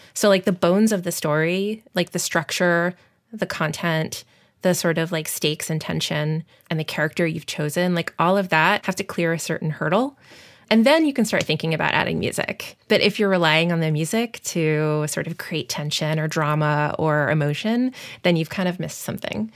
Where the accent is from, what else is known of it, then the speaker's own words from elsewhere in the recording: Long Island, New York, United States; moved away as an adult; also born or lived in Omaha; growing up on Long Island, I had such easy access to New York City